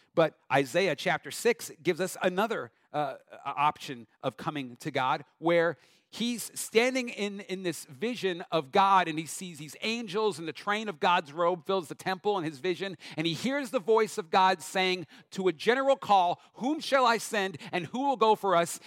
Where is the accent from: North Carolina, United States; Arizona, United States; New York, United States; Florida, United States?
New York, United States; Long Island; moved away; I grew up Long Island, New York